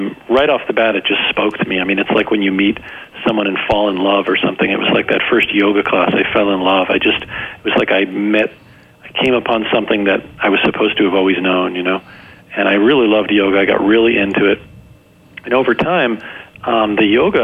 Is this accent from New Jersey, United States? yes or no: yes; New Jersey, United States; I grew up in New Jersey